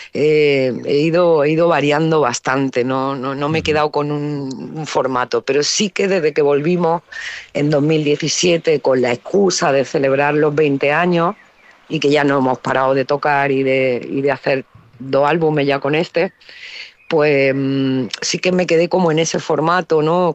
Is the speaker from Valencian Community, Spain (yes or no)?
no; Granada, Andalusia, Spain; also born or lived in Alcalá la Real; crecí en Granada